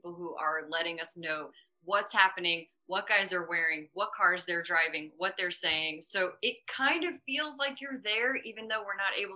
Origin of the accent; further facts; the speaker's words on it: St. Louis, Missouri, United States; I'm from St. Louis, born and raised